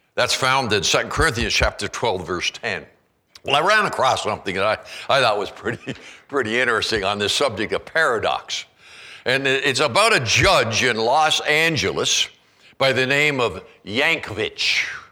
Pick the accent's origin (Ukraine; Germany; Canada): Canada; now in Kalispell, United States; I grew up in Canada